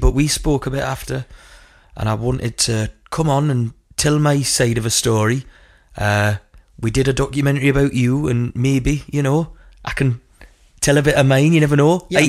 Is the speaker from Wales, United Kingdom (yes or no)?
no; Hebburn, North East England, United Kingdom; accent: Geordie; True Geordie, that's what we called me. I'm from Hebburn.